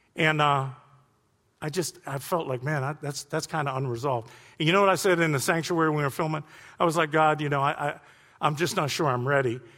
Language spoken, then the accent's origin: English; Youngstown, Ohio, United States; moved away; I'm from Youngstown